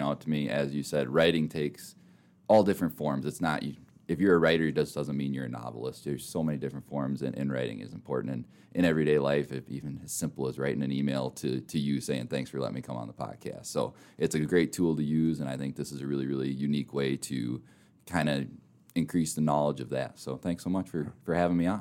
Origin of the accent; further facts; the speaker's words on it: Minnesota, United States; also born or lived in Mitchell, South Dakota; now in Rapid City, United States; I grew up in Minnesota